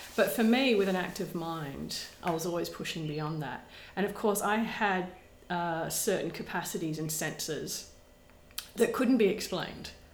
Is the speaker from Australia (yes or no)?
yes; Perth, Western Australia, Australia; I grew up south of the river uh, in Rossmoyne